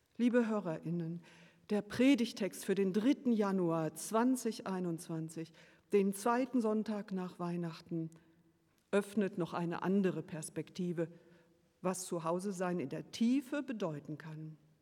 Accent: Bonn, North Rhine-Westphalia, Germany; Dort bin ich aufgewachsen, in Bonn zur Schule gegangen und habe hier auch für ein paar Semester in Bonn studiert

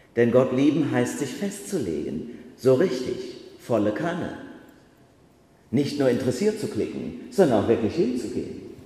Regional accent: Germany; moved away; zu Hause in meinem Heimatort Bachach

